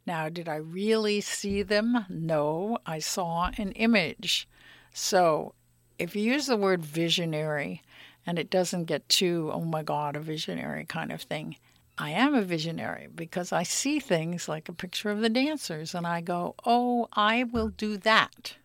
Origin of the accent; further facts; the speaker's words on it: New York City, New York, United States; also born or lived in Florida; now in Berkeley, United States; I grew up in New York City